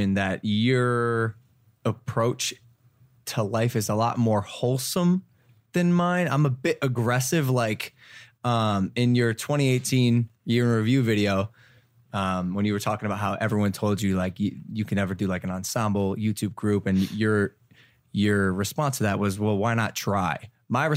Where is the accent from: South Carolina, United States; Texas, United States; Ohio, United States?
Ohio, United States; I'm from Ohio.